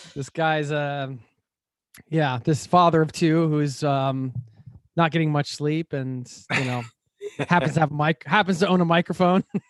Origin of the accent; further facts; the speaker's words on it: United States; moved away as an adult; now in Norway; I was traveling through my home country in the U S